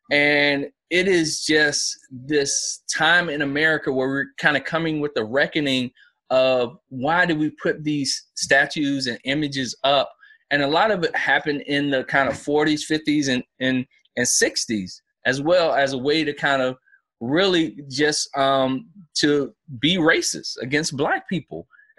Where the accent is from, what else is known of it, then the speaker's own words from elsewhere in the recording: South Carolina, United States; You know, my home state is South Carolina.